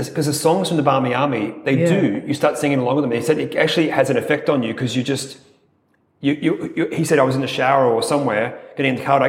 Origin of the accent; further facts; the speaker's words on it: Australia; as an Australian